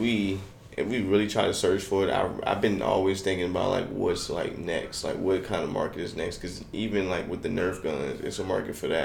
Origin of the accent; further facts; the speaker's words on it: Richmond, Virginia, United States; I'm from Richmond.